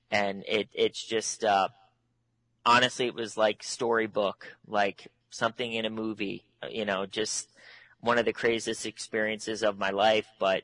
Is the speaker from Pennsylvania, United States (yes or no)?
yes; Gibsonia, Pennsylvania, United States; moved away as an adult; now in Los Angeles, United States; So I was born and raised in Pittsburgh. I'm from Gibsonia. I went to Pine Richland, lived in Treesdale. So that was my stomping grounds.